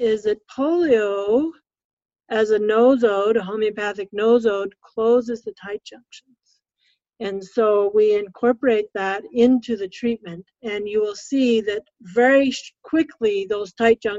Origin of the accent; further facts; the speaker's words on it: West Coast, United States; now in Minnesota, United States; I come from the West Coast.